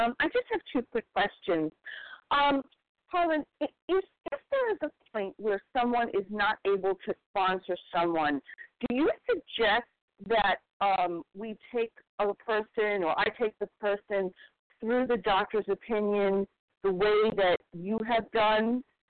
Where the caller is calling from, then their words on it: Toronto, Ontario, Canada; Okay. And I am from Toronto.